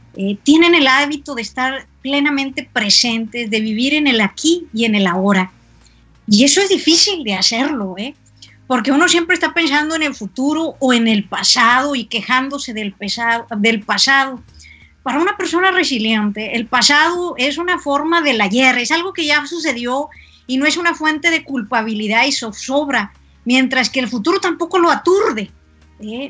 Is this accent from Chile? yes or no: no; Mexico; Si algo tenemos los mexicanos